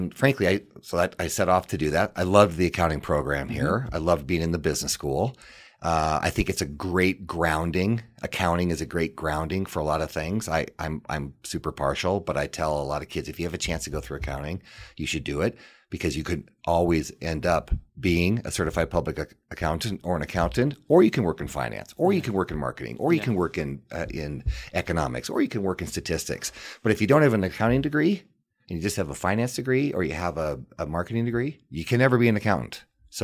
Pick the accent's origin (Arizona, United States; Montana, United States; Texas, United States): Montana, United States; Missoula; So it was fun to go to school in my hometown. And that meant a lot to me. What it provided me is unbelievable opportunity. You know, a lot of my friends are still in Missoula.